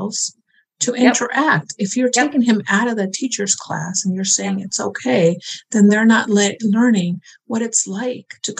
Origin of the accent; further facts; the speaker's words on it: New York, United States; I'm a New Yorker